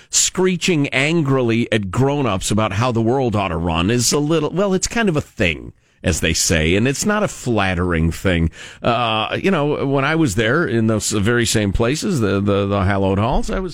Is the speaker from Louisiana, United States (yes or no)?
no; Illinois, United States; moved away; I wasn't born in Illinois, but I grew up there and claim it as my home state